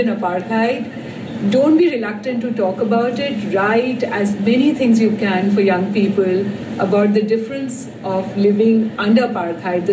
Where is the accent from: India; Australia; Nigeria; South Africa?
India; I'm from India.